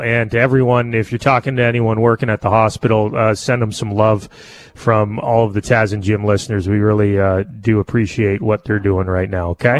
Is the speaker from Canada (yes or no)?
yes; Canada; a Canadian